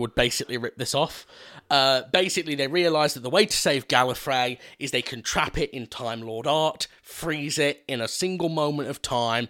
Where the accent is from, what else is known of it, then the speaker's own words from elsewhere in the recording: Scotland, United Kingdom; Oh, God, I'm Scottish, aren't I?